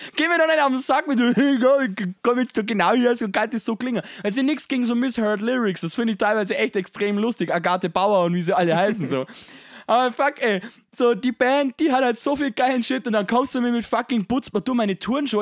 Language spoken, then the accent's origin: German; Bavaria, Germany; ich bin selber Bayer